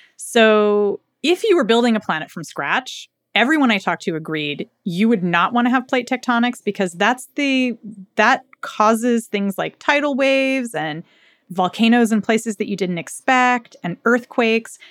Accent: United States; I grew up in the United States

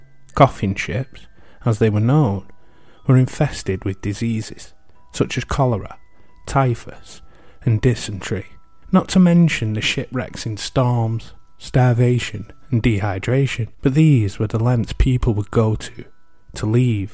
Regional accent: United Kingdom; As you can tell with my accent, I'm from the UK

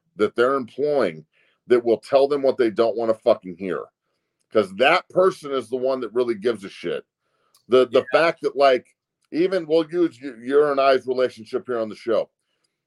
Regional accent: Denver, Colorado, United States; moved away as an adult; in Denver, in my hometown

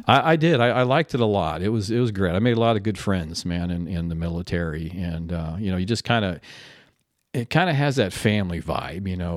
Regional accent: Tempe, Arizona, United States; moved away as an adult; also born or lived in Canton, Ohio / Grand Forks, North Dakota / Lubbock, Texas; we actually moved to Tempe, Arizona when I was six years old, and, and that's where I grew up

